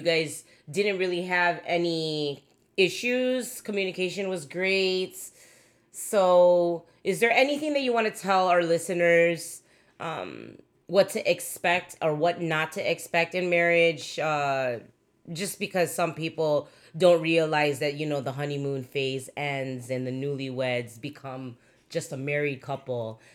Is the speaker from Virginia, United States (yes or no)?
no; Chicago, Illinois, United States; I'm pretty hood from Chicago, b-, grew up in Logan Square, Humboldt Park